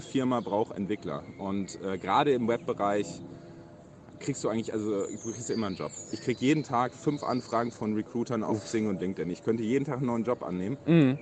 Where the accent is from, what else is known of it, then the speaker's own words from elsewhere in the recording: Rhineland-Palatinate, Germany; moved away as an adult; now in Hamburg, Germany; ich komme aus Rheinland-Pfalz